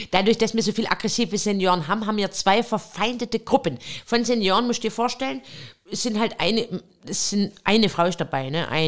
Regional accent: Pleidelsheim, Baden-Württemberg, Germany; Ich komme aus dem schönen Süden Deutschlands. Ähm, ich komme aus Pfleidelsheim, schon ein kleiner Ort in der Nähe

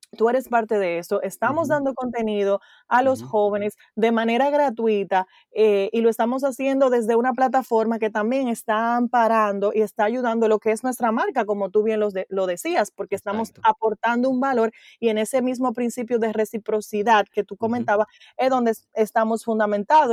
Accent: Dominican Republic; moved away; also born or lived in United States; yo vivimos en República Dominicana pero yo viví en Estados Unidos, regresé al país en octubre del 2016

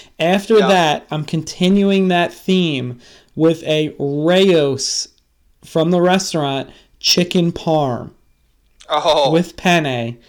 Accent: California, United States; Being born and raised in Southern California, having fajitas and sushi was a part of my entire childhood.

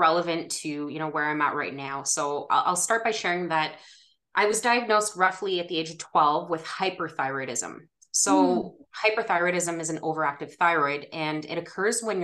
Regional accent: Ottawa, Ontario, Canada; I was born and raised in Ottawa, Ontario, and I still live here

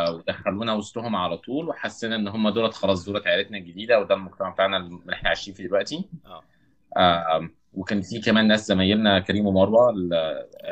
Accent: Cairo, Cairo Governorate, Egypt; moved away as an adult; also born or lived in Saudi Arabia; انا اغلب جزء كبير من حياتي في مصر قضيته في المعادي

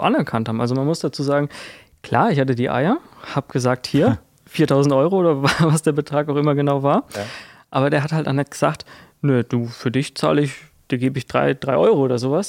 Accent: Kirchheim, Bavaria, Germany; ich komme ja aus Kirchheim, also Kirchheim bei Würzburg

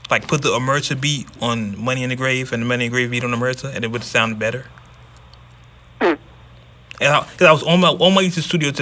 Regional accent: Oakland, California, United States; I'm from Oakland hometown, born and raised

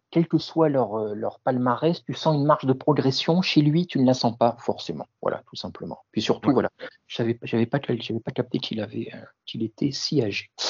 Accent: France; nous, forcément, en tant que Français francophones, éveille tout, particulièrement notre intérêt

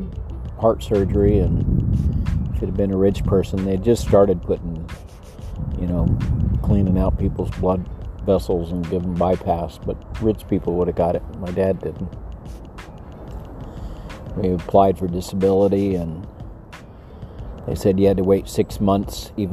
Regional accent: El Paso, Texas, United States; I was raised in El Paso.

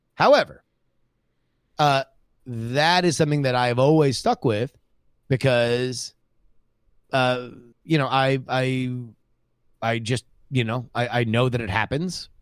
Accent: South Florida, United States; I grew up in South Florida, which is right next to Cuba

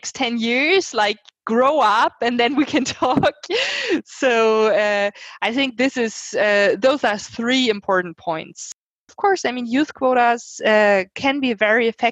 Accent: Germany; I'm from Germany

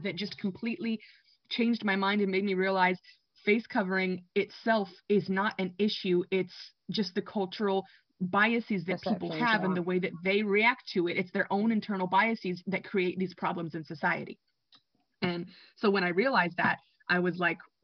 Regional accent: San Diego, California, United States; first language English; moved away as an adult; also born or lived in Mexico; I was born in San Diego, which is so close to Mexico.

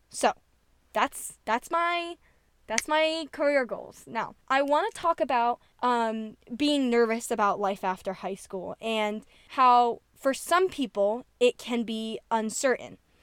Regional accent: New Jersey, United States; I'm from New Jersey

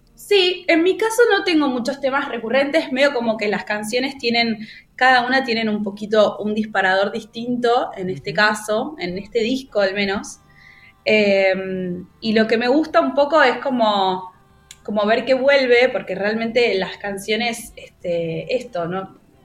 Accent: Buenos Aires, Argentina; yo soy de Buenos Aires

